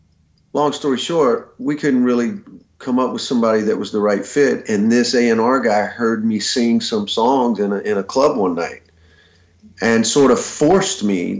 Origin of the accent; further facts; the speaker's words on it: Alabama, United States; also born or lived in Birmingham, Alabama; I grew up in Alabama, and I had moved to Birmingham in the mid 80s